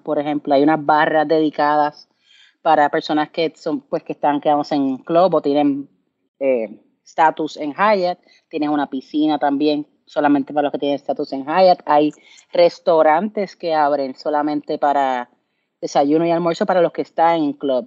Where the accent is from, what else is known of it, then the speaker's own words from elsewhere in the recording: Puerto Rico; de Puerto Rico